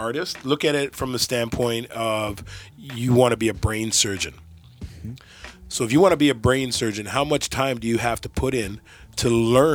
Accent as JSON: {"language": "English", "town": "Oshawa", "region": "Ontario", "country": "Canada", "tie": "born or raised there", "said": "I went to school with him. We went to school right here in Oshawa"}